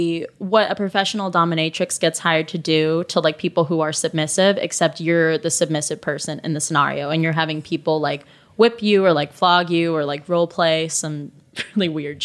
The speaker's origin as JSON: {"language": "English", "town": "Tampa", "region": "Florida", "country": "United States", "tie": "born or raised there", "said": "So basically, since we grew up in the same part of Florida, we literally lived 20"}